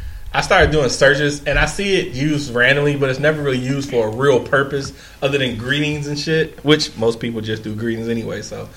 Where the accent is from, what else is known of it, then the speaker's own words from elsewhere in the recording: Detroit, Michigan, United States; we're from Detroit.